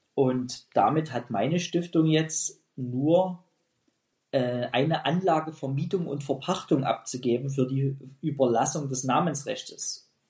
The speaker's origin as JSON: {"language": "German", "town": "Pirna", "region": "Saxony", "country": "Germany", "tie": "born or raised there", "said": "meine Heimatstadt Pirna"}